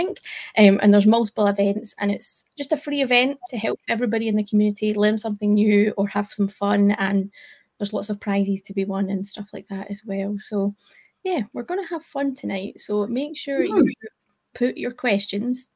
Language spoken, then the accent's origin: English; Scotland, United Kingdom; accent: Scottish; we speak too quick as Scottish folk